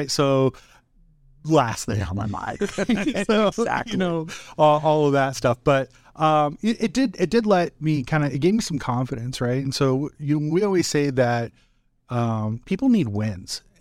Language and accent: English; Wahoo, Nebraska, United States; growing up in Wahoo, I would say that from a business perspective, Tim, like I had a really really negative view on business